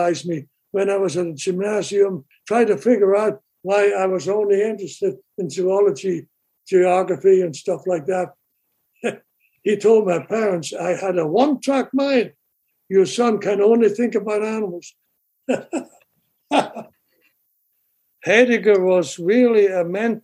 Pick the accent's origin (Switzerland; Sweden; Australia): Switzerland; Basel, Basel-Stadt; moved away as an adult; also born or lived in Rangoon, Burma / Albuquerque, New Mexico / Atlanta, Georgia / Philadelphia; now in United States; I grew up in Switzerland and then left Switzerland after with 21 years of age.